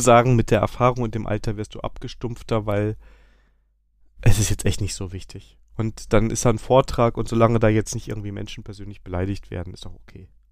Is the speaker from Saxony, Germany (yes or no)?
no; Koblenz, Rhineland-Palatinate, Germany; moved away; Ich komme ja eigentlich aus Koblenz